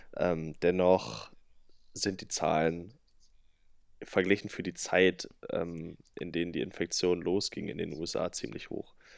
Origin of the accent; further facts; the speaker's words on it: Salzwedel, Saxony-Anhalt, Germany; in Salzwedel, also meine Heimatstadt